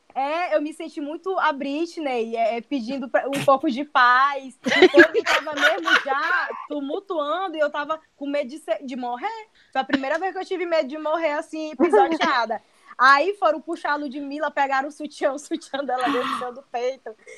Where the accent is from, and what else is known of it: São Luís, Maranhão, Brazil